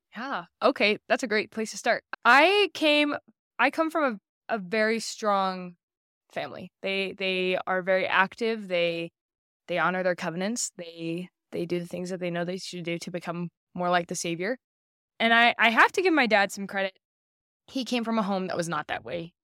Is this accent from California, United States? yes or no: no; St. Louis, Missouri, United States; also born or lived in Orem, Utah / Boston, Massachusetts / Alabama; I was 9 or 10 and, and so most of my childhood memories are from Alabama or Missouri, but I call Missouri home